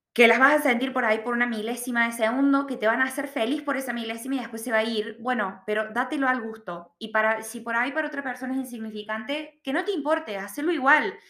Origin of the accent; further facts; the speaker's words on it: Argentina; moved away as an adult; now in Australia; yo hablo mucho del punto de vista del argentino porque yo soy argentina